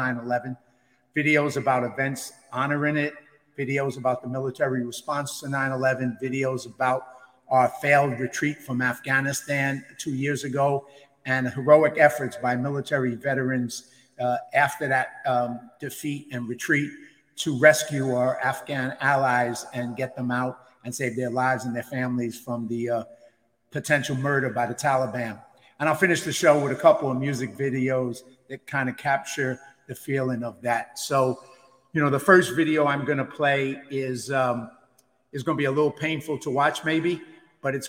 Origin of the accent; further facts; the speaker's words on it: New York City, New York, United States; I grew up in poverty in the South Bronx